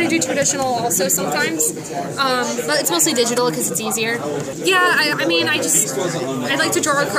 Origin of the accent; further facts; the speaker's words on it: New York, United States; now in South Carolina, United States; I'm originally from New York, but I moved here in South Carolina like 10 years ago, something like that.